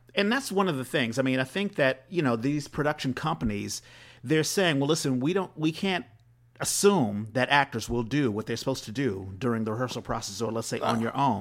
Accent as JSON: {"language": "English", "region": "East Coast", "country": "United States", "moved": "yes", "said": "being from the East Coast, I grew up in, like, the church"}